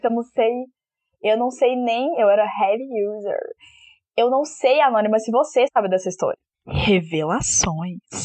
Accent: Belo Horizonte, Minas Gerais, Brazil; sou de BH, capital mineira, como pode, pode ver pro meu sotaque

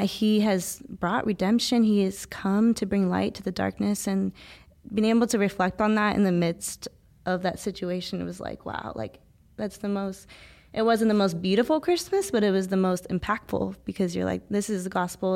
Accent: Visalia, California, United States; also born or lived in Ithaca, New York; now in Los Angeles, United States; I was born here in California, only a few hours north of L A in Visalia, California

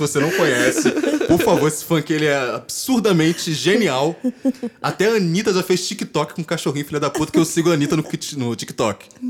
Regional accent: Rio de Janeiro, Brazil; A gente é brasileiro, nós aqui somos cariocas

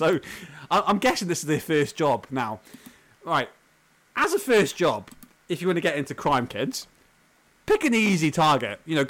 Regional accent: United Kingdom; also born or lived in Auckland, New Zealand; now in New Zealand; Because we're both British.

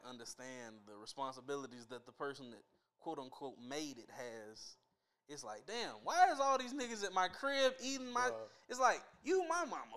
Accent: Mississippi, United States; now in Atlanta, United States; I'm from the poorest part of the poorest state

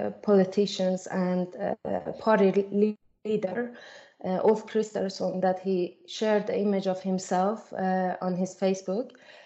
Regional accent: Iran; now in Sweden; I was a refugee in that period in 2015. I came alone without my family. I am originally from Iran.

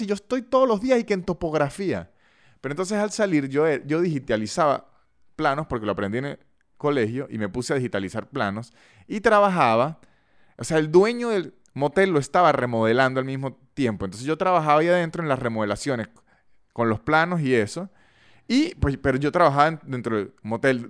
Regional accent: Venezuela; moved away; also born or lived in Caracas; soy de San Todo y allá McDonald's no era 24 horas

